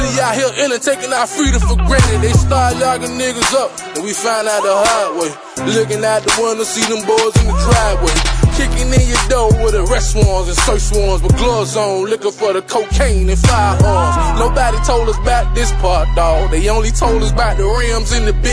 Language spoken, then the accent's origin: English; Miami, Florida, United States; I'm from Miami, Florida